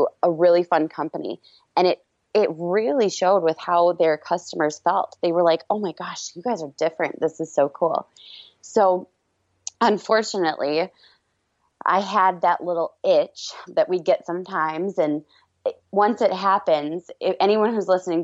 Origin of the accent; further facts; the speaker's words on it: Minnesota, United States; I'm from Minnesota, which is in the Midwest